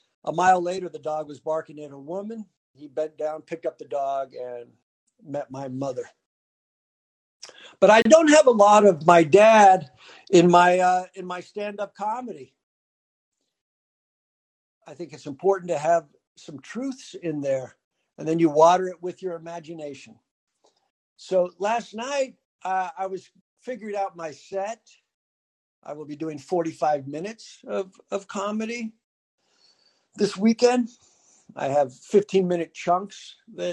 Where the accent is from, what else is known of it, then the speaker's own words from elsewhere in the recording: San Diego, California, United States; I grew up in San Diego. That's where I was born.